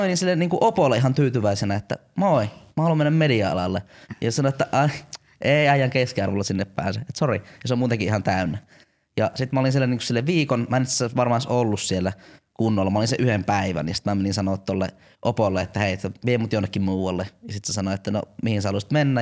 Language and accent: Finnish; Jyväskylä, Central Finland, Finland; mä oon tämmönen jyväskyläläinen